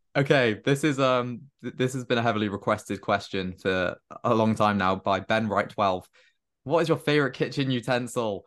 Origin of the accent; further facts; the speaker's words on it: Cardiff, Wales, United Kingdom; moved away as an adult; also born or lived in London; So I'm, I'm from Cardiff, but I go to university in London.